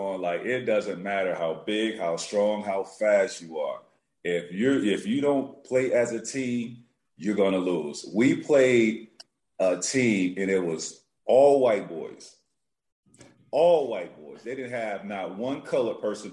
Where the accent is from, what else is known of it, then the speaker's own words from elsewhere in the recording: Central Florida, United States; I grew up in Central Florida